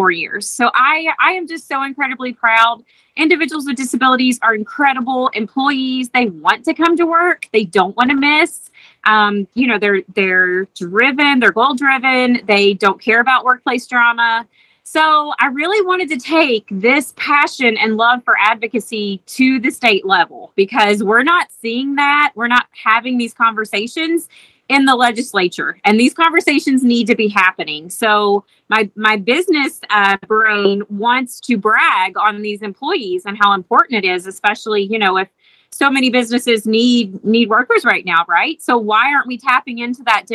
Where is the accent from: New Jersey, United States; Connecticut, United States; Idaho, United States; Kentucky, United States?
Kentucky, United States; Bracken County; also born or lived in Mason County, Kentucky; I grew up in Bracken County, but went to school in Mason County, a private Catholic school.